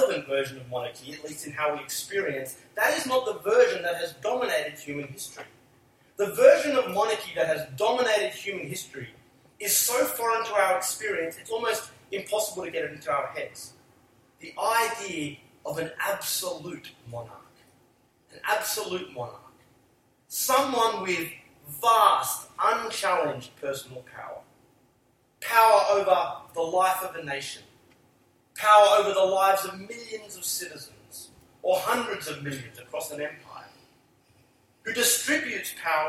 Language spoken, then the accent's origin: English; Australia